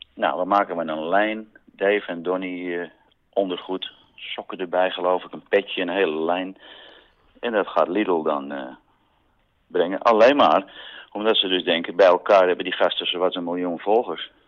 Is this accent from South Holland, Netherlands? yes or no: no; Amsterdam, North Holland, Netherlands; ik ben geen Amsterdammer die typisch altijd naar Zandvoort gaat